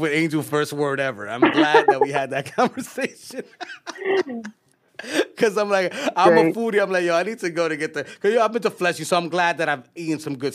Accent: New York City, New York, United States; also born or lived in Queens, New York; growing up in the hood here in New York, East Harlem, we grew up on Chinese food

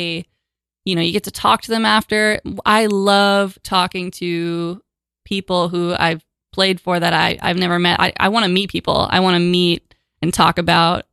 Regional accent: Toronto, Ontario, Canada; moved away as an adult; now in New York, United States; So Far Toronto, my hometown

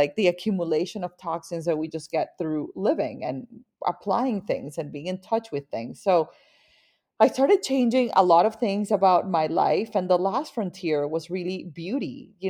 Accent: Barranquilla, Atlántico, Colombia; So I grew up in Barranquilla, Colombia. So I am a Latin woman and I grew up surrounded by a very vibrant Latin culture. Barranquilla is in the Caribbean coast and it's kind of like your dream Latin town, you know, like always warm

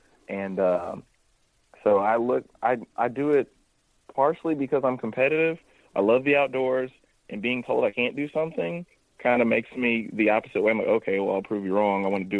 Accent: Missouri, United States; also born or lived in Kentucky; I was born in Kentucky, grew up in Missouri, and, like, Kentucky's further in the south.

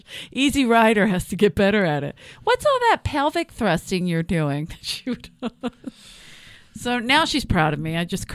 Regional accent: Philadelphia, Pennsylvania, United States; accent: thick South Philly; moved away; my accent was so thick from South Philly

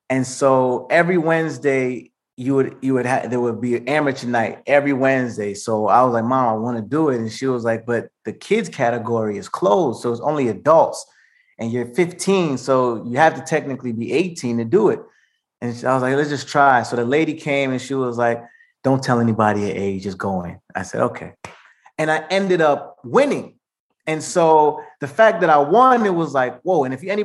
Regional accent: Maplewood, New Jersey, United States; growing up in Jersey, man, it was a blessing because it was such a melting pot. So I grew up around Indians, Asians, Black, White, all type of people.

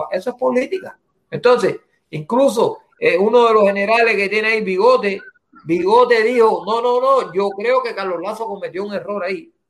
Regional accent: Cuba; evidentemente yo soy cubano, yo puedo ver lo que él está haciendo por Cuba

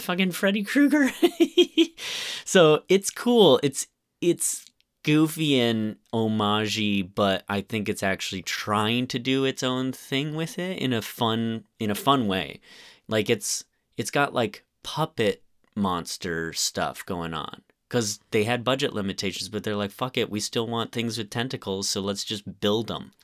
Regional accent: Bloomington, Indiana, United States; I was born in Bloomington, Indiana

